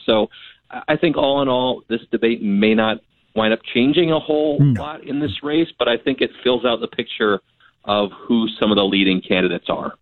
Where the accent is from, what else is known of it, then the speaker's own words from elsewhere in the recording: Minnesota, United States; as a Minnesotan